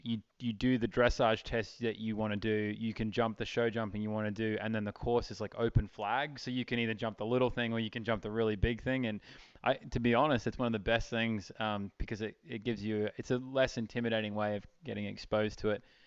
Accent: Charleville, Queensland, Australia; moved away; I grew up in Charleville in outback uh, Queensland, Australia

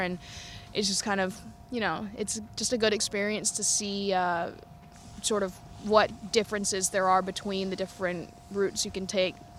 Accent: United States; being American

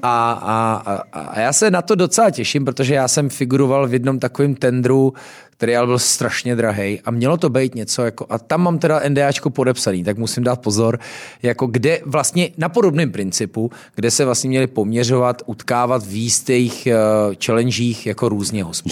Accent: Louny, Ústí nad Labem Region, Czechia; jsem z Loun, takže jsme vždycky měli chmelový brigády

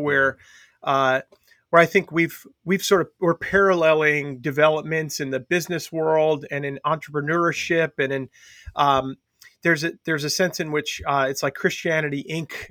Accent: Long Island, New York, United States; growing up on Long Island

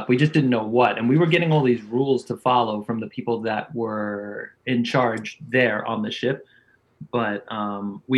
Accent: Farmingdale, New York, United States; I'm from Farmingdale

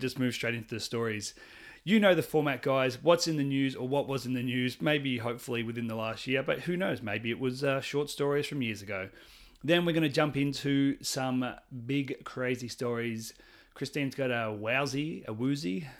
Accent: Australia; I'm Australian

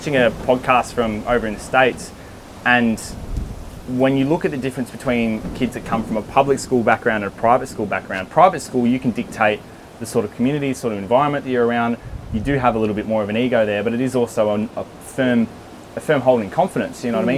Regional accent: Melbourne, Victoria, Australia; also born or lived in Darwin / Brisbane; now in Sydney, Australia; I grew up in Melbourne

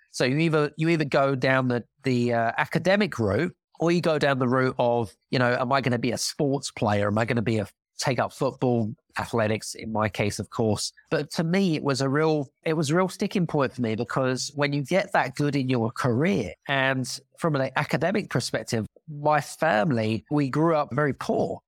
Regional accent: United Kingdom; accent: British; now in Cyprus; I'm British 'cause I've got a British accent

